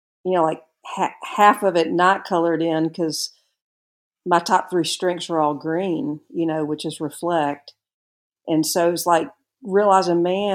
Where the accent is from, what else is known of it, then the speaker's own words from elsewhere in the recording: Birmingham, Alabama, United States; also born or lived in Tuscaloosa, Alabama; I'm originally from Birmingham, Alabama, and I attended the capstone known as the University of Alabama, and was there for 4 years.